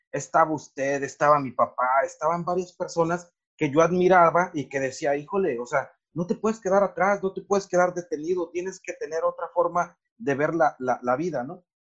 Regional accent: Morelos, Mexico; en mi pueblo y en nuestra región hay un montón de ingenieros agrónomos

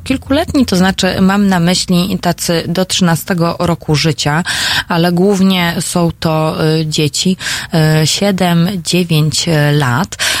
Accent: Silesian Voivodeship, Poland; sama jestem z Górnego Śląska

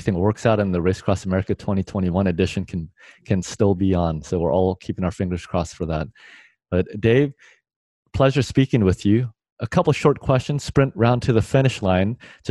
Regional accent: United States; as an American myself

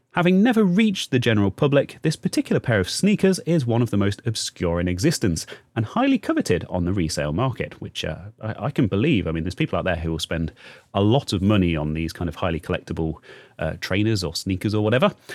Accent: United Kingdom; we're British here.

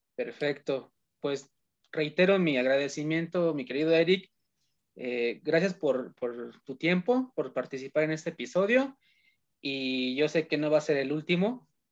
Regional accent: Hidalgo, Mexico; also born or lived in Tizayuca, Hidalgo; porque yo también soy de Hidalgo. Eh, oh, yo, estoy en, Tizayuca, Hidalgo.

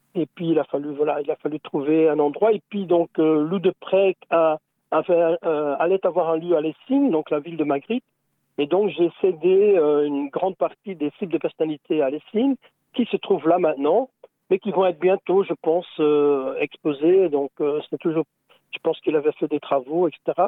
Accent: Belgium; nous, on est belges

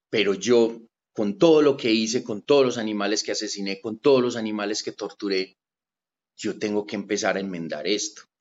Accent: Paisa, Antioquia, Colombia; Mi alimentación fue basada en frijoles como buen paisa, arroz, arepa y aguacate.

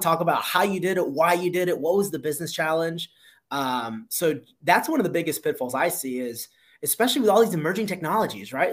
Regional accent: Miami, Florida, United States; moved away as an adult; also born or lived in South Carolina; born and raised in Miami, went to school in South Carolina

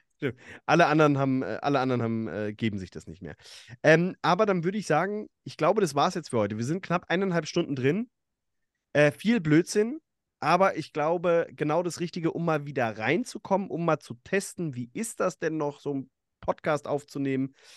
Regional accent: between Bad Vilbel and Friedberg, Hesse, Germany; ich bin in, in Okaben äh, aufgewachsen, da in der, zwischen Bad Vilbel und, und Friedberg

